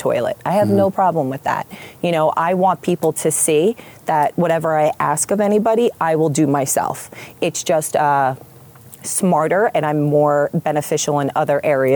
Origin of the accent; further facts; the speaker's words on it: Point Pleasant, New Jersey, United States; I grew up in Point Pleasant Borough